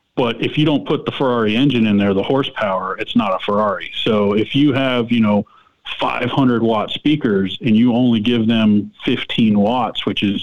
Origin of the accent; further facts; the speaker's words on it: Pompano Beach, Florida, United States; I'm born and raised in Pompano Beach